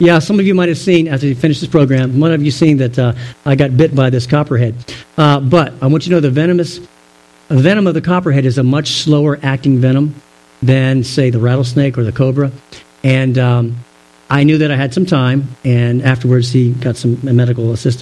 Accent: Virginia, United States; Growing up in Virginia, we'd go to camp

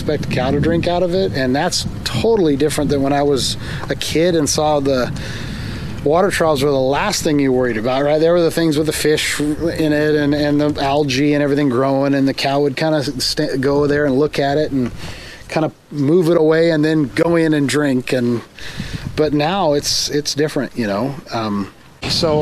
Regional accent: Visalia, California, United States; moved away as an adult; now in Galt, United States; we were born and raised in Visalia on a 300 cow dairy

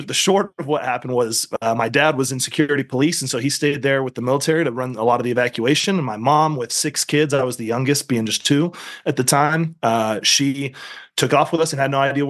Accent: Central Luzon, Philippines; born there; So I was born in the Philippines.

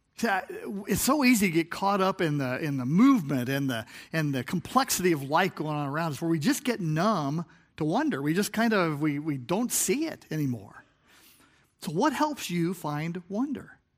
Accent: Chicago, Illinois, United States; I was from Chicagoland

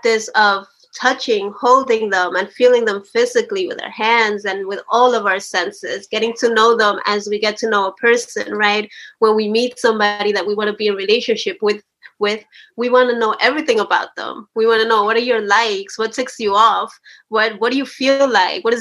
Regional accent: New Jersey, United States; also born or lived in Chalchuapa, El Salvador; at the age of 8, my family and I migrated from that, and we came to the United States, to New Jersey

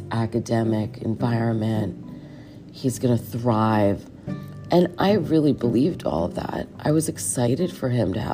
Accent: Connecticut, United States; I grew up in Connecticut

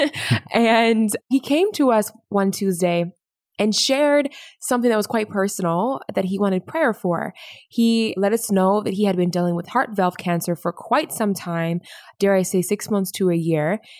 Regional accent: Indianapolis, Indiana, United States; I was born in Indianapolis, Indiana

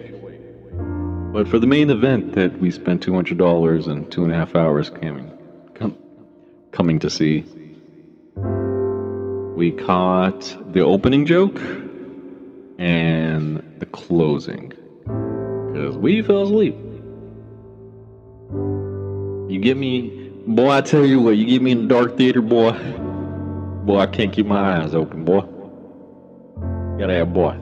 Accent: Texas, United States; moved away; growing up in Texas

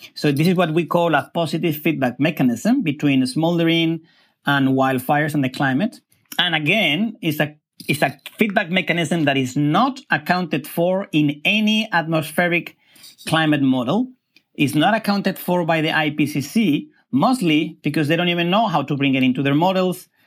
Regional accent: Spain; moved away; I come from Spain

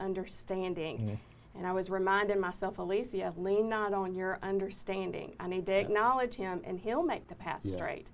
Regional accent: United States; I grew up on Denny Road. That's where my family farm is, in Catala

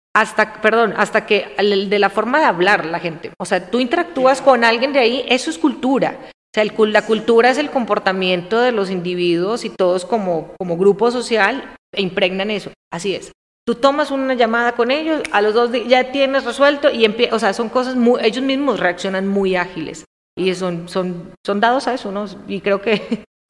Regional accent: Armenia, Quindío, Colombia; moved away as an adult; now in Mexico; Yo nací ahí, soy armenia, de Armenia, ¿vale? soy cuyabra. Y tomamos café. Entonces tomo café desde niña

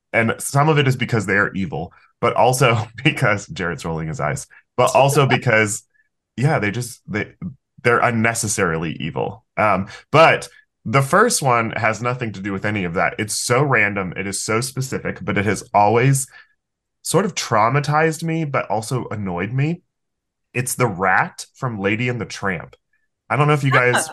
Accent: Florida, United States; I'm from Florida

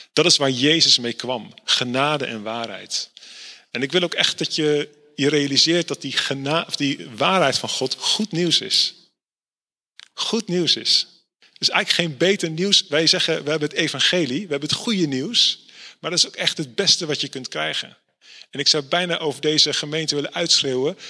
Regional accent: Netherlands; ik kom uit Nederland

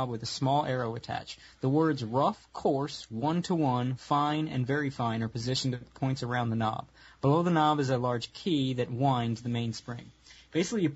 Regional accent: United States; I'm American.

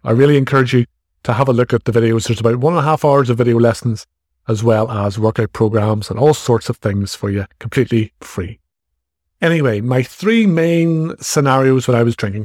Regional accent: Ireland; accent: Irish; as you can probably tell from my accent, I, I'm in Ireland

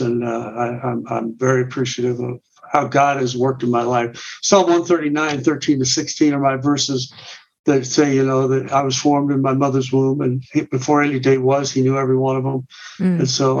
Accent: Canby, Oregon, United States; now in Littleton, Colorado, United States; I got older in just south of Portland, Oregon, a little town called Canby, actually.

